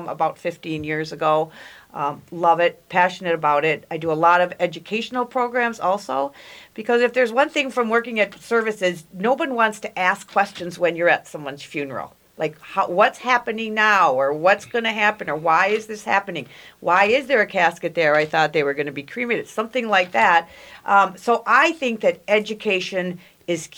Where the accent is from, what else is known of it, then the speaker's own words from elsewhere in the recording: Farmington, Minnesota, United States; I grew up down in Farmington, Minnesota, small town.